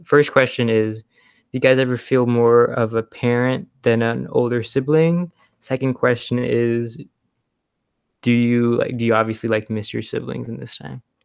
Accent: Houston, Texas, United States; also born or lived in Connecticut; I'm from Houston. I live in Houston. My family lives, lives in Houston, but I go to the University of Connecticut

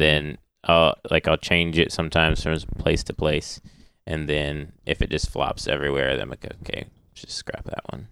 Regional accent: Michigan, United States; also born or lived in Ohio / Illinois; I moved up to Michigan with my family.

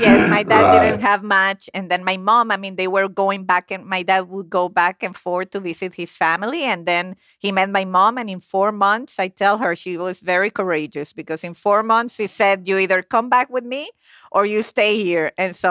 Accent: Caracas, Capital District, Venezuela; moved away as an adult; now in United States; I was born and raised in Caracas, Venezuela. But my parents, as you mentioned, they are both Italians.

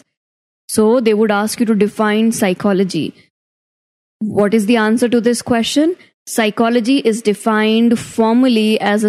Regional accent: Rajasthan, India; I am from Rajasthan

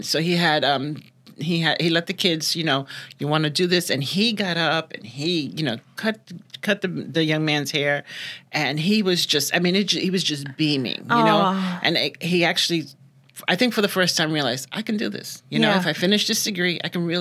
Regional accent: New York City, New York, United States; moved away as an adult; now in Florida, United States; I am born and raised in Brooklyn, New York

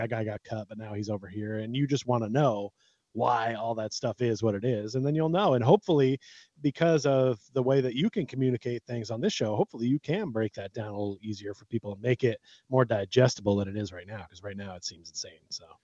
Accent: United States; I was born in America

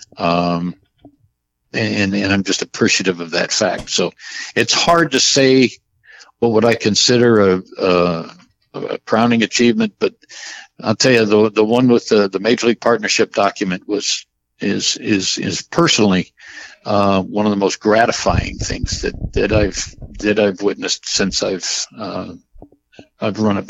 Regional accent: St. Louis, Missouri, United States; growing up in the St. Louis area like I did

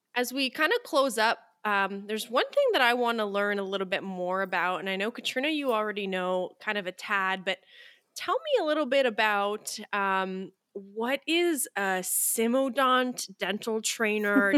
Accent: Canada; I'm from Canada, so it's cold here

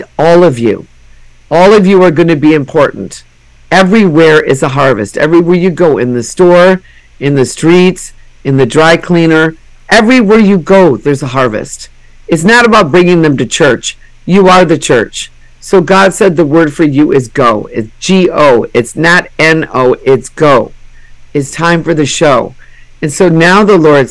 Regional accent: Minnesota, United States; I'm from Minnesota, where we, you know, 10,000 lakes

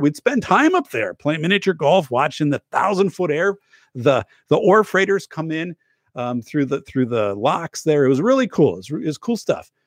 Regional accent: United States; in my hometown

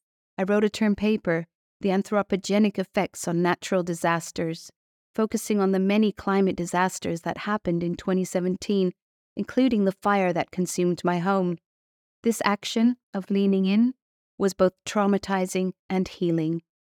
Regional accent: California, United States; On October 9, 2017, the Tubbs Fire blazed through my hometown in Sonoma County, along with 5,600 other homes.

